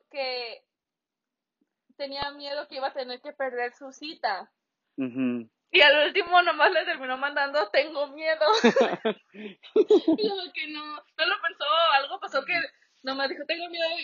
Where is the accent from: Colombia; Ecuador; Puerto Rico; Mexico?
Mexico; para los que no nos conocen, nosotros somos mexicanos.